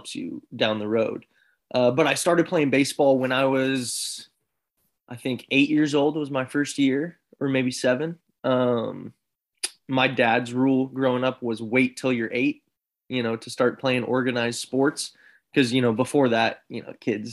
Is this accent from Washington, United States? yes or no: yes; Seattle, Washington, United States; I'm from Seattle